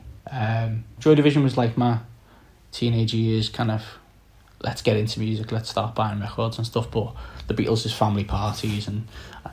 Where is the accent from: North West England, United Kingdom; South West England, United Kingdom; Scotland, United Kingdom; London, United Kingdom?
North West England, United Kingdom; just outside Liverpool; I'm from just outside Liverpool, okay. Kind of a new town. However, my family are all Scousers. I've grown up in a Liverpudlian family